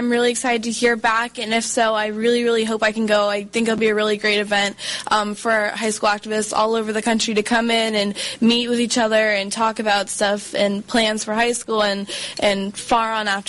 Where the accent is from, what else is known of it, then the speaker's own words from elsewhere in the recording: Louisiana, United States; Yeah, well, I was raised in the South. I was raised out in Louisiana, so, you know, the Southern culture is not a stranger to me.